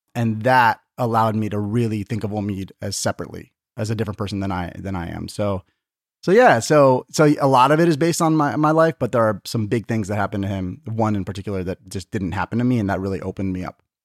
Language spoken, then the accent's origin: English; Tucson, Arizona, United States; also born or lived in San Diego, California; I was born in San Diego, but then my parents moved to Tucson when I was, like, five months old.